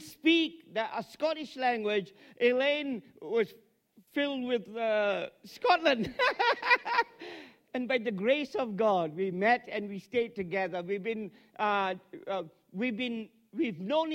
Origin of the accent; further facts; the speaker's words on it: Malaysia; moved away as an adult; also born or lived in Aberdeen, United Kingdom; now in Melbourne, Australia; I come from Malaysia originally, came here to study